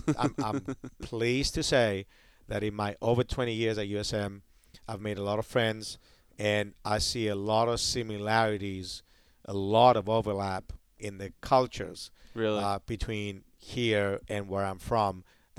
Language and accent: English; Hawaii, United States; But when I came from Hawaii and I started, like, getting used to being down here